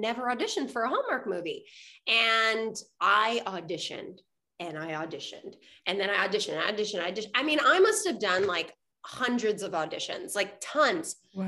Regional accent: Montreal, Quebec, Canada; moved away as an adult; also born or lived in Vancouver; I'm originally from Montreal

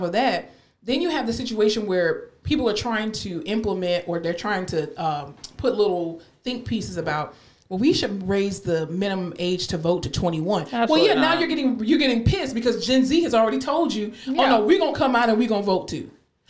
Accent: Florida, United States; now in Texas, United States; I'm from Florida.

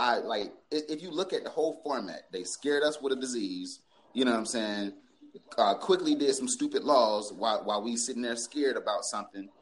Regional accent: Atlanta, Georgia, United States; I'm from Atlanta

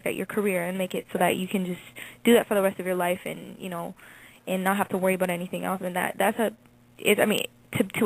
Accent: Toronto, Ontario, Canada; Toronto is my hometown, and I live in the suburbs outside of Toronto

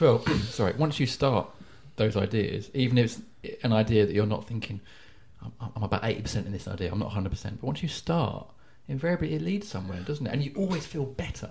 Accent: Edenbridge, South East England, United Kingdom; my hometown, Edenbridge in Kent

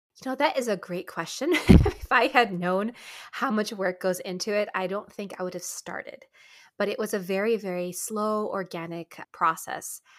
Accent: United States; also born or lived in Japan; we're local American, you know, college students

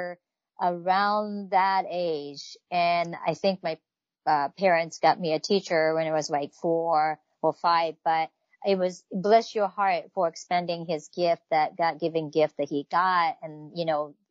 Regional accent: Tokyo, Japan; moved away; I grew up in Tokyo, Japan

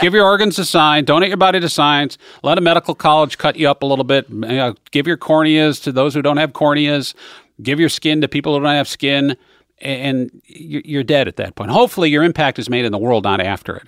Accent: Western New York, United States; moved away; I grew up in Western New York

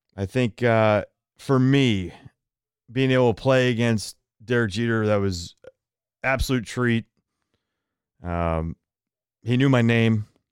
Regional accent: San Francisco, California, United States; I grew up in San Francisco

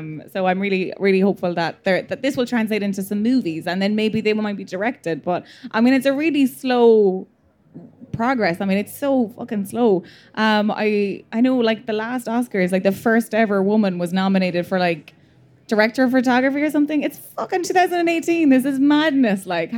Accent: Leinster, Ireland; accent: Midlands; Is anyone, like, appalled by the Midlands accents? Like, I'm from this area, and I'm very conscious of it.

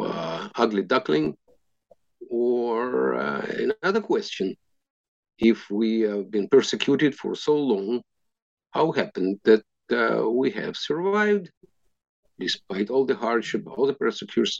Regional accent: Moscow, Russia; English is a second language; moved away; I was raised in the center of Moscow

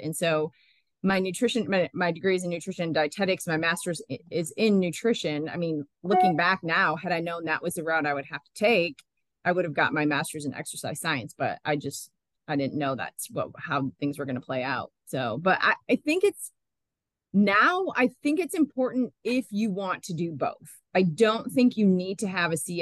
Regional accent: Michigan, United States; moved away as an adult; also born or lived in Illinois / Georgia / Boulder, Colorado; now in Knoxville, United States; originally I'm from Michigan

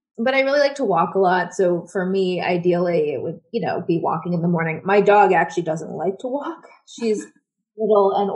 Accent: Washington, District of Columbia, United States; moved away as an adult; also born or lived in Buenos Aires, Argentina; I'm from Washington, D.C., and I live

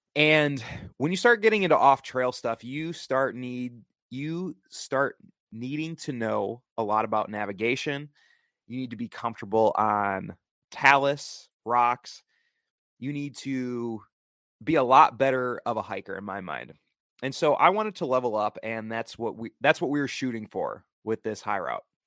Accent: the Midwest, Wisconsin, United States; moved away; I'm originally from the Midwest, which is why I'm wearing a Wisconsin T-shirt

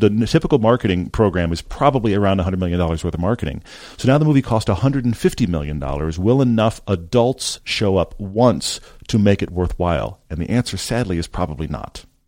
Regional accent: Texas, United States; I grew up in Texas

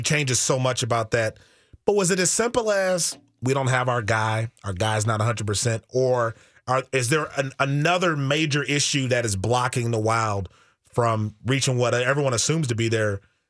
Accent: Milwaukee, Wisconsin, United States; now in Minnesota, United States; I'm from Wisconsin, born and raised in Milwaukee. I've been in Minnesota for now almost like 17 years.

